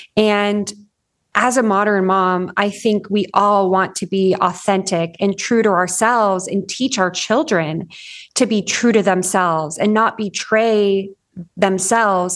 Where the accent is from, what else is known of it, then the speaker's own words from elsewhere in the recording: Orange County, Southern California, United States; moved away as an adult; now in Northern Idaho, United States; I grew up in Southern California in Orange County, and a f, about three and a half years ago, moved to Northern Idaho